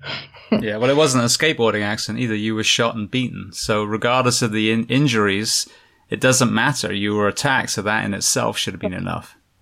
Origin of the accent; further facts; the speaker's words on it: England, United Kingdom; now in United States; where I grew up in England